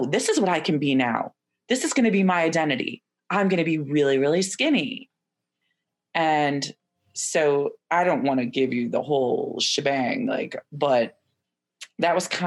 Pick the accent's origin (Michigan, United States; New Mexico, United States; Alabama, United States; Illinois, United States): Illinois, United States; Chicago; moved away as an adult; also born or lived in Evanston, Illinois; now in Philadelphia, United States; I was born and raised in the Chicago area, the northern suburbs